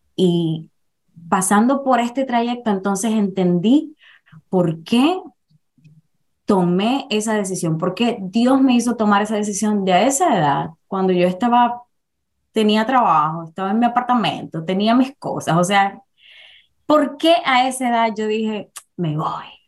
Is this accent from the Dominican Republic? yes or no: yes; Dominican Republic; moved away as an adult; now in New York, United States; nací en la República Dominicana, emigré a los Estados Unidos a mis 32 años